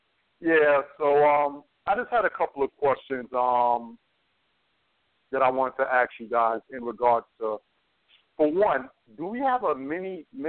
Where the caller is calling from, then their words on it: Brooklyn, New York, United States; This is at … on Twitter, your Twitter buddy, man, from Brooklyn, New York.